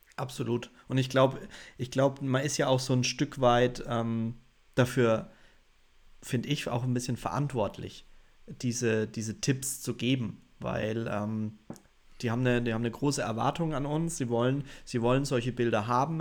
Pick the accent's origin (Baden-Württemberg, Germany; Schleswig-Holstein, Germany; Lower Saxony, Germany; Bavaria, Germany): Bavaria, Germany; bei uns in Bayern sind die jünger